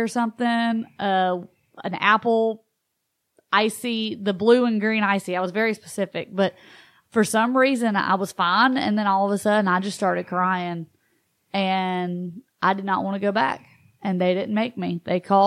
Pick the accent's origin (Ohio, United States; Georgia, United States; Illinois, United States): Georgia, United States; Gwinnett County / Barrow County; also born or lived in Columbus, Georgia / LaGrange, Georgia; I was born in Gwinnett, but it was actually in Barrow County.